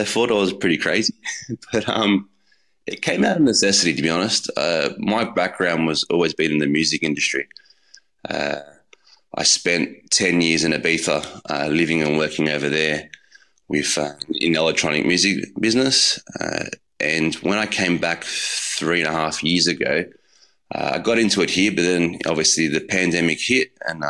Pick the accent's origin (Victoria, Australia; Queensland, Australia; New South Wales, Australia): New South Wales, Australia; Putney; That's where I grew up. I grew up in Putney. My grandmother lived in Five Docks, so a lot of amazing delis.